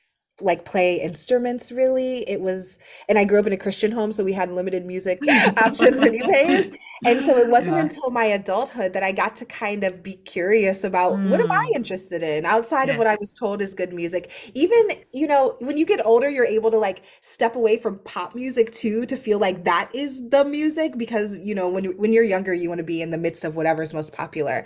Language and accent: English; Akron, Ohio, United States; I own a bookstore in my hometown of Akron, Ohio